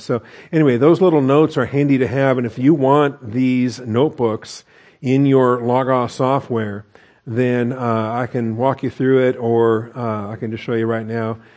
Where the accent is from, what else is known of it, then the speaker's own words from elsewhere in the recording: West Coast, United States; I grew up on the West Coast